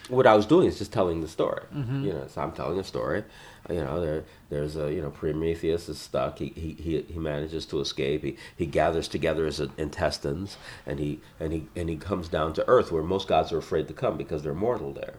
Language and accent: English; Los Angeles, California, United States; I was born in South Central and I raised there